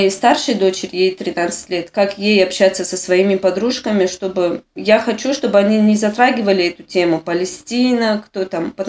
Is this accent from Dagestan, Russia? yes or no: yes; Makhachkala, Dagestan, Russia; now in Nof HaGalil, Israel; Я м, приехала в Израиль из Махачкалы.